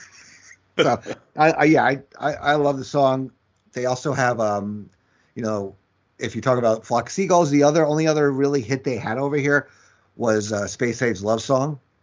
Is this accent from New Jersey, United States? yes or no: no; New York, United States; growing up in New York